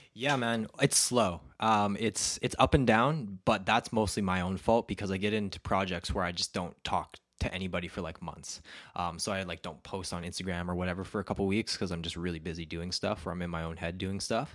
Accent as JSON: {"language": "English", "region": "Alberta", "country": "Canada", "tie": "born or raised there", "said": "I grew up in Alberta and, uh, it's a very conservative place."}